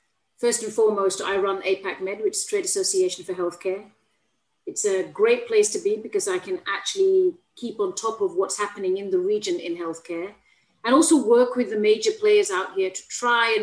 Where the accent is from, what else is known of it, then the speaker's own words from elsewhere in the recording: Bradford, Yorkshire and the Humber, United Kingdom; moved away as an adult; also born or lived in Manchester; now in Singapore; I'm from Bradford, Yorkshire lass, born and bred.